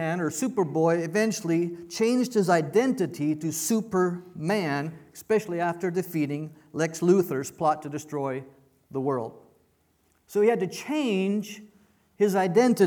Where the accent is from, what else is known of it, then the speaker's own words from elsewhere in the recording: Canada; moved away; also born or lived in United States / Mexico; I was born in Canada. So I'm a Canadian by birth, I'm an American by choice